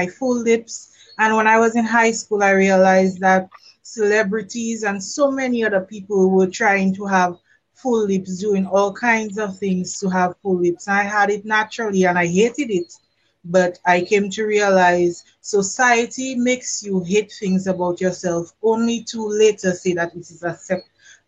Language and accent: English; Dominica; now in Barbados; I am Dominican